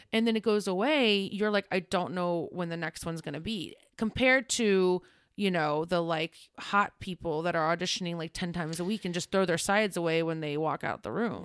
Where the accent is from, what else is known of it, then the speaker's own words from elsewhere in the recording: Ohio, United States; I grew up in Ohio.